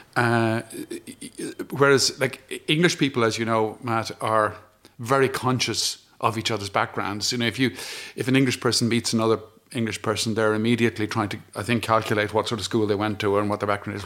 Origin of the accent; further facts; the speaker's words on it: Ireland; as an Irish person